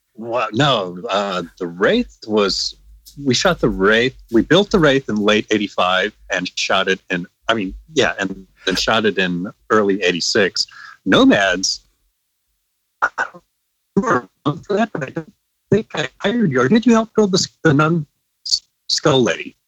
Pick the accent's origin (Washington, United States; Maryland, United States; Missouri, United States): Missouri, United States; moved away as an adult; I was from Missouri.